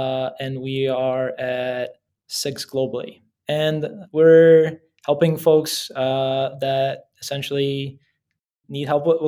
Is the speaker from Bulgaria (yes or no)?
yes; Bulgaria; also born or lived in Beijing, China; now in United States; So I was born and raised in Bulgaria, and my family immigrated to the States in the mid-90s.